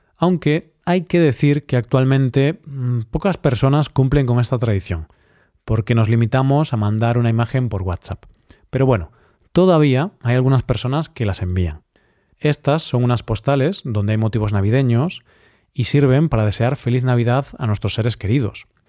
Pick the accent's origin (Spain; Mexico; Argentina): Spain; Vigo, Galicia; mi ciudad natal, Vigo